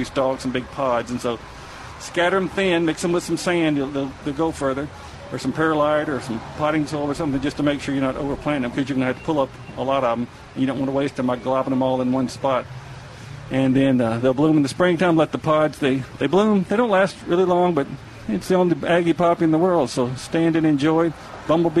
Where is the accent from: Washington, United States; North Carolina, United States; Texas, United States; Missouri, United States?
Texas, United States; East; growing up in East Texas